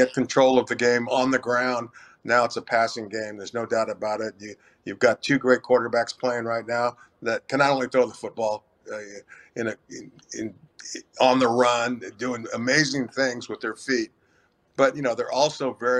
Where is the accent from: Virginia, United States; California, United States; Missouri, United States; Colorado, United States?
California, United States; I'm Hispanic, I was born and raised in California